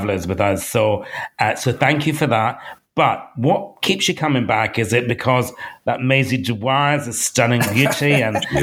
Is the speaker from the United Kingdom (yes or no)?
yes; United Kingdom; going as a Brit